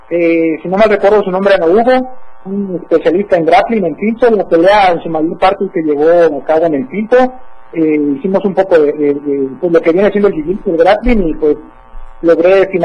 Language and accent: Spanish; Comitán, Chiapas, Mexico